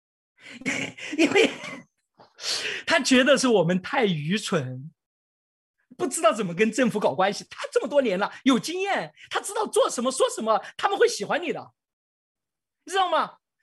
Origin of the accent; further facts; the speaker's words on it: China; 我们中国人